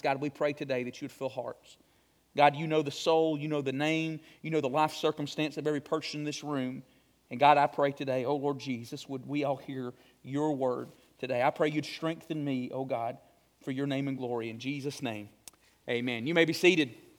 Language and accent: English; Morris, Alabama, United States; moved away as an adult; also born or lived in Memphis, Tennessee; I came out of Morris, moved to a big city